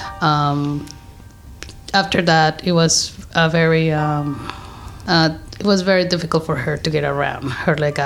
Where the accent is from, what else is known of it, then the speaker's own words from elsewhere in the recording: Mexico; moved away as an adult; now in Los Angeles, United States; we are originally from Mexico. We moved here 15 years ago.